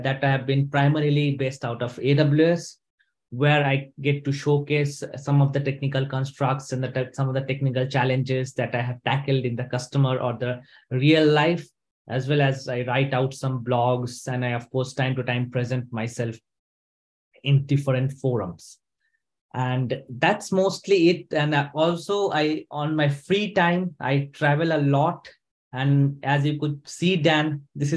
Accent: India; moved away as an adult; also born or lived in Sweden; now in Stockholm, Sweden; I am basically from India, but I have been living in Sweden for the last 5 years

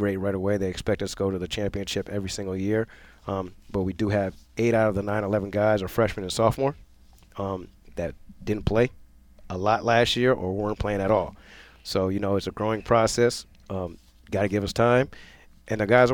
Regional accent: New London, Connecticut, United States; growing up in New London, I played at New London High School

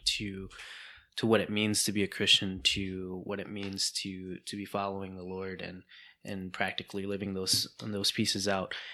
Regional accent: United States; first language English; being Hmong American, um, being a second gen immigrant, um, where English became your first language

